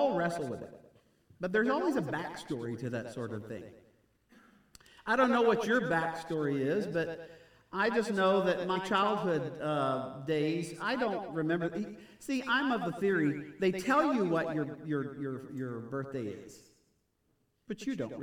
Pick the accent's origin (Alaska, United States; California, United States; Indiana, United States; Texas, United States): Texas, United States; Houston; grew up in Houston in that area